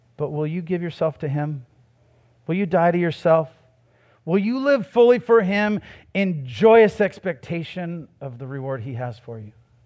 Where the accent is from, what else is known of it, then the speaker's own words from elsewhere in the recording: United States; I was born in America, too